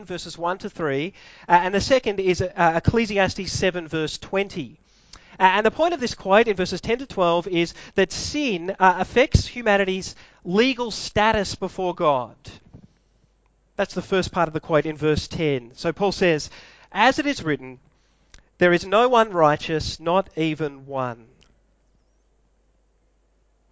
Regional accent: Melbourne, Victoria, Australia; I was born in Melbourne

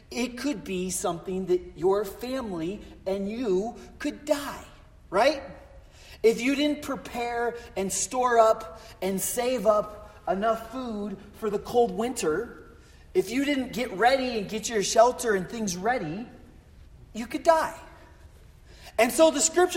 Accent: Colorado, United States; moved away; also born or lived in Florida; I'm from Colorado and my family's from North and South Dakota

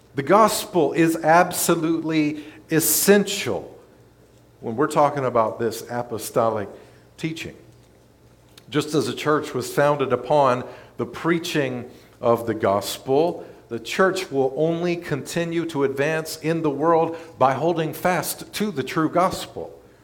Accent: Memphis, Tennessee, United States; moved away as an adult; also born or lived in North Mississippi; now in Olive Branch, United States; I was born and raised in Memphis, East Memphis, Germantown

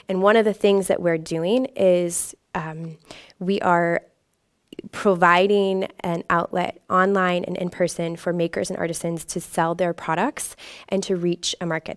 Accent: Indianapolis, Indiana, United States; moved away as an adult; I was from the Indianapolis area

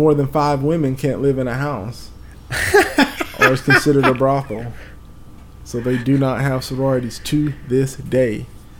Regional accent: the South, United States; Because we're from the South, so we're by nature conservative people.

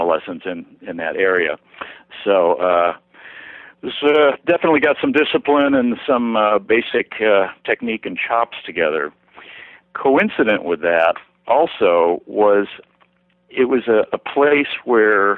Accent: Rochester, New York, United States; I was born and raised in Rochester, New York, which is upstate

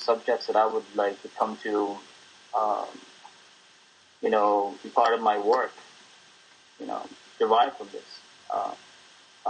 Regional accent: Manila, Metro Manila, Philippines; now in United States; I grew up in Intramuros, which is a district in Manila

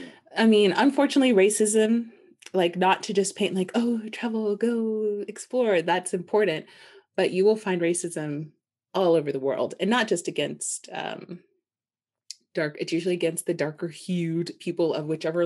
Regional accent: United States; Yes, that is definitely a privilege of being American. I've seen that shift like instantaneously because I'm Black, obviously.

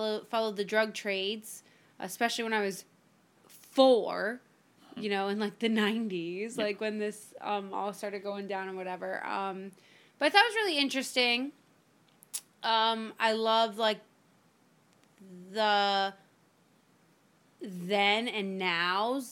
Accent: Miami, Florida, United States; I grew up in Miami

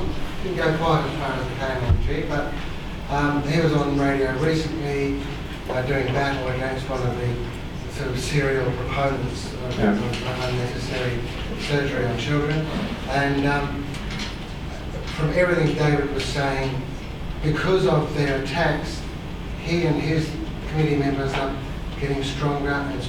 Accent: Australia; I'm from Australia.

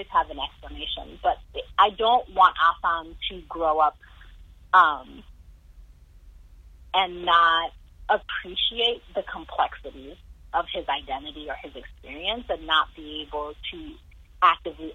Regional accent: Indiana, United States; We grew up in Barbaryville, Indiana

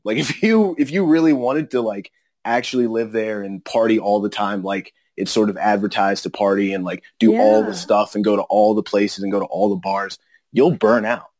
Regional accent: Maryland, United States; moved away as an adult; also born or lived in New Orleans; now in Los Angeles, United States; I'm a transplant, I'm from Maryland

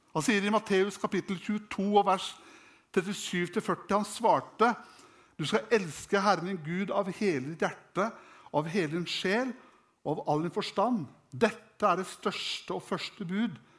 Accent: Norway; jeg vokste opp hjemme i Klarus

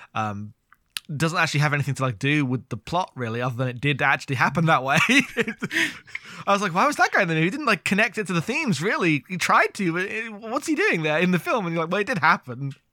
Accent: United Kingdom; I'm British.

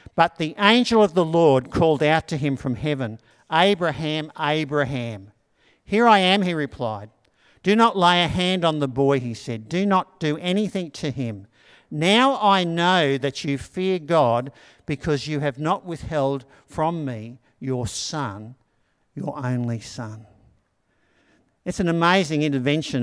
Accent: Australia; growing up in Anala

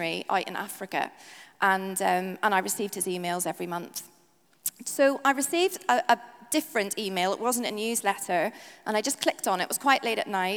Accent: Northern Ireland, United Kingdom; now in England, United Kingdom; I'm from Northern Ireland

